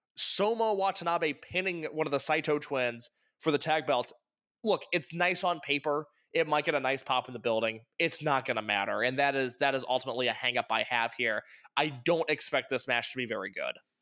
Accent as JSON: {"language": "English", "region": "Midwest", "country": "United States", "said": "I'm from the Midwest"}